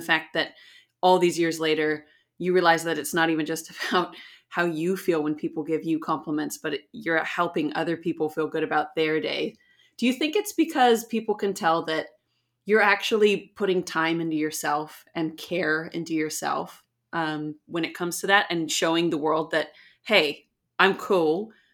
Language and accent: English; San Diego, California, United States; moved away as an adult; now in Auckland, New Zealand; I'm from San Diego in California